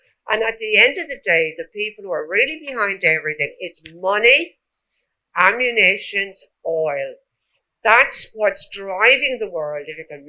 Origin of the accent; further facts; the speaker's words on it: Ireland; I'm from Ireland.